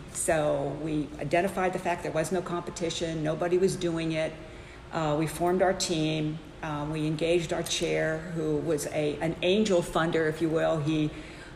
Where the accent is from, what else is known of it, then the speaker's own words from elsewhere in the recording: Pittsburgh, Pennsylvania, United States; I grew up in Pittsburgh, Pennsylvania